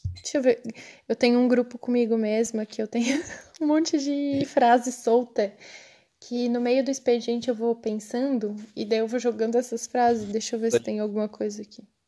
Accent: Cocal, Brazil; moved away; eu sou de Cocal. Ah. Ah, tá. Eu estudei em Cocal primeiro. Eu estudei a vida inteira em colégio público

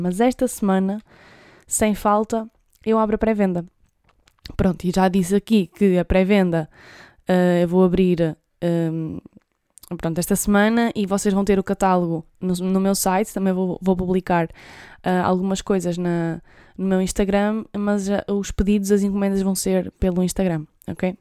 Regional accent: Trás-os-Montes, Portugal; eu sou de Trás-os-Montes

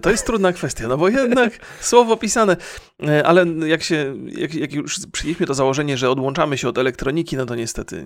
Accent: Poland; born or raised there

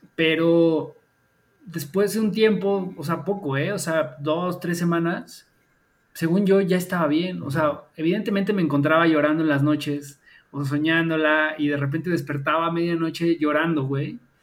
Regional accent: Mexico; crecimos y nacimos en México

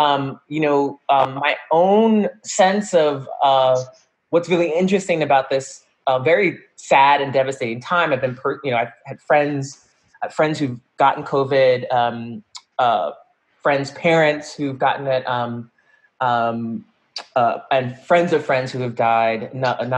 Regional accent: United States; also born or lived in Connecticut; growing up in New York, between New York and Connecticut

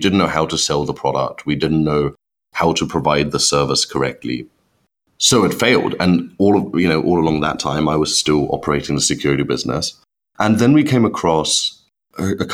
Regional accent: Germany; moved away as an adult; now in United Kingdom; I'm actually born and brought up in Germany, which I hide extremely well. But when I moved to the UK, which is now about nine and a half years ago

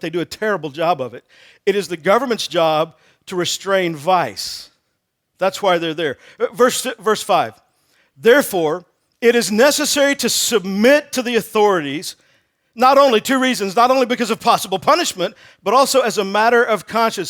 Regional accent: Texas, United States; moved away; I'm originally from Texas

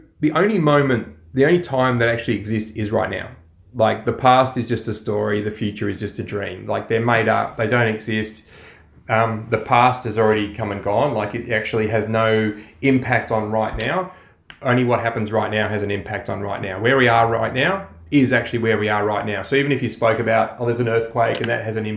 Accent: Australia

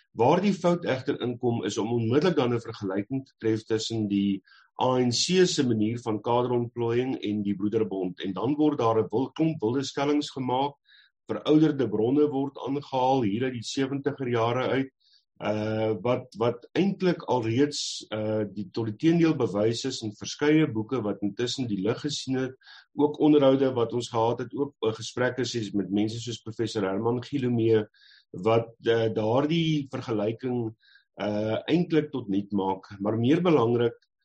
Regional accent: South Africa

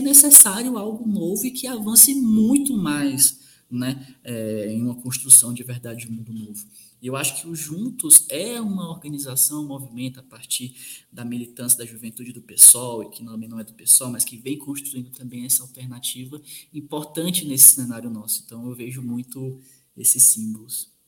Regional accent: sertão of Ceará, Brazil; now in Minas Gerais, Brazil; eu que sou do sertão do Ceará e atualmente sou professor de Minas Gerais

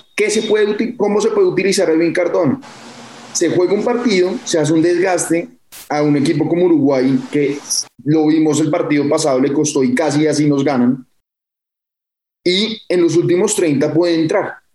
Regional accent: Colombia; a nosotros como colombianos

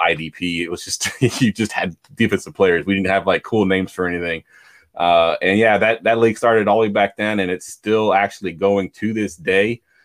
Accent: Newport News, Virginia, United States; I grew up in Newport News, which if you don't know where that's at, it's in Virginia.

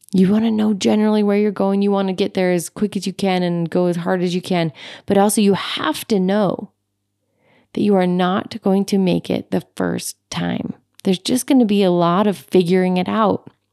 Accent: Utah, United States; my home state of Utah

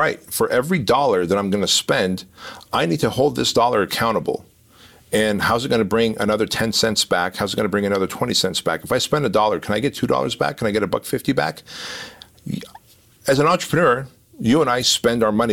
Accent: Armenia; now in United States; I come from Armenia

